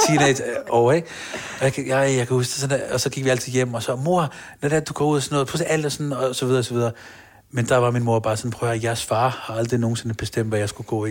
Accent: Copenhagen, Capital Region of Denmark, Denmark; Jeg er født på Rigshospitalet. Jeg er opvokset på Blågårds Plads. Mm. Nørrebro

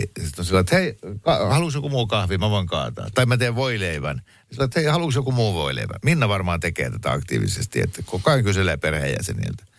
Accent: Mäntsälä, Uusimaa, Finland; moved away; Mäntsälähän on vanha kotikuntani

